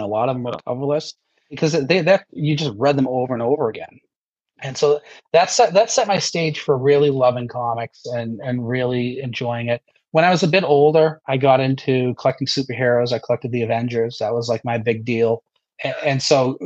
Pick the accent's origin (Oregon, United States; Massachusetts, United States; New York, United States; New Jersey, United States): Massachusetts, United States; where I'm from Massachusetts, right? No one else will claim me with an accent like this and the way that I talk.